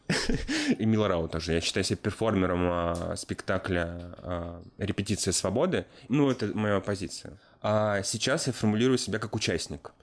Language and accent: Russian; Chekhov, Moscow Oblast, Russia; Я сам из Московской области, город Чехов